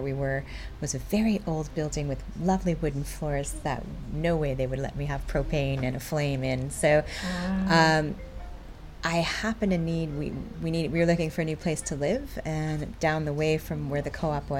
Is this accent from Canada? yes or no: yes; Vancouver, British Columbia, Canada; moved away as an adult; also born or lived in Bristol / Leeds / Camden, London; now in London, United Kingdom; That's where I'm from. Yeah, we're from Vancouver